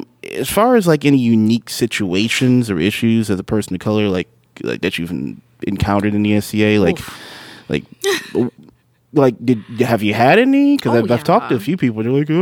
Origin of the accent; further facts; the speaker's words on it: United States; hello, I'm from America.